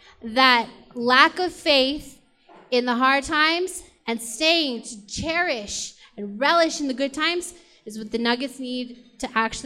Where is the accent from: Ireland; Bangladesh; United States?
United States; Las Cruces, New Mexico; moved away; I'm from Las Cruces, New Mexico, where we don't have an NBA team.